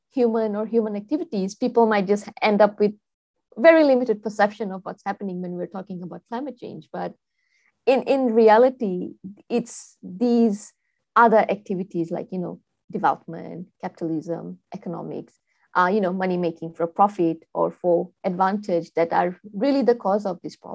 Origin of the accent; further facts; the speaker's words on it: Fiji; And I'm from Fiji.